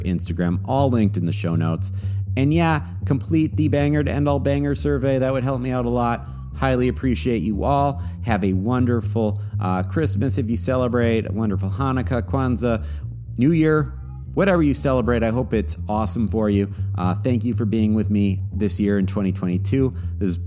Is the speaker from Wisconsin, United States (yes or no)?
yes; Wisconsin, United States; Milwaukee, Wisconsin, my home state